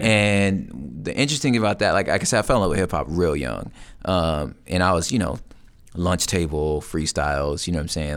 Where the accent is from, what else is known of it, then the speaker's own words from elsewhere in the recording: Los Angeles, California, United States; I'm from Los Angeles